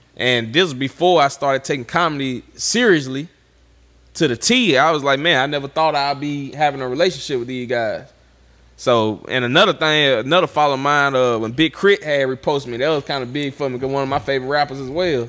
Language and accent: English; Vidalia, Louisiana, United States; I'm from Vidalia, Louisiana.